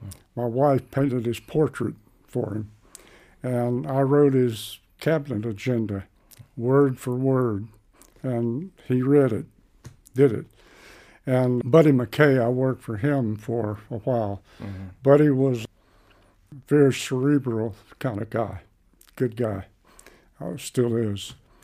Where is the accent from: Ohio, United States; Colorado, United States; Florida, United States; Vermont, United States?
Florida, United States; Niceville; also born or lived in Crestview, Florida; When I grew up in Niceville, that was between 1942 and 1960. Niceville had a population of roughly 4,000. You know, to put it mildly, it was a rough and tumble place, mostly fishing and timbering, and Air Force Base, Eglin